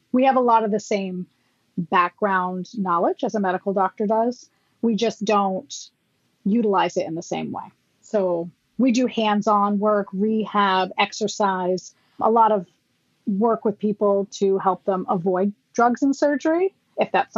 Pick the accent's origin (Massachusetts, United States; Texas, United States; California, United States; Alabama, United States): Massachusetts, United States; I'm from Massachusetts